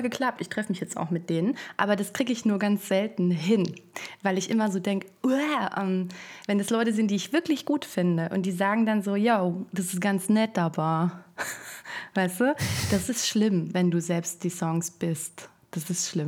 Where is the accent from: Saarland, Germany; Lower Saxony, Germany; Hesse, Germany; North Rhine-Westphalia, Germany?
Hesse, Germany; Frankfurt; moved away as an adult; now in Berlin, Germany; Ich komme aus Frankfurt am Main